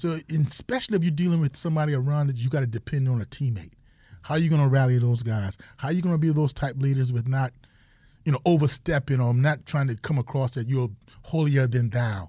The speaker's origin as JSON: {"language": "English", "region": "South Carolina", "country": "United States", "moved": "yes", "said": "I'm from South Carolina"}